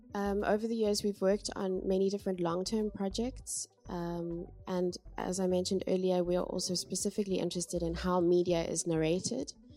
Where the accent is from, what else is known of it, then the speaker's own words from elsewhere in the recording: Cape Town, Western Cape, South Africa; moved away as an adult; now in Amsterdam, Netherlands; I'm from Cape Town in South Africa